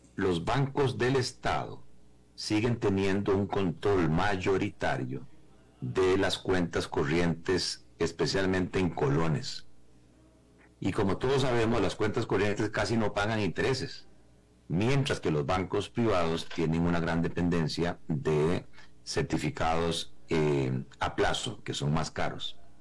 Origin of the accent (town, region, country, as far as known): Costa Rica